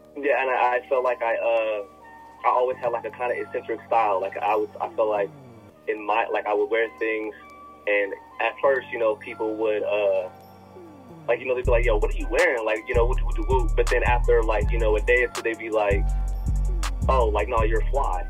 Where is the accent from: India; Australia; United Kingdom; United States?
United States; Las Vegas, Nevada; moved away as an adult; also born or lived in Tucson, Arizona / Porterville, California / York, Nebraska; I was born and raised in uh, Vegas uh, originally.